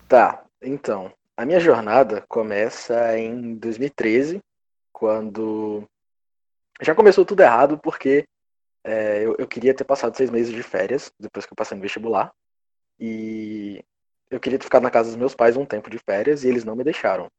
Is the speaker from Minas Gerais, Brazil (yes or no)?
no; Potiguar, Rio Grande do Norte, Brazil; eu sou potiguar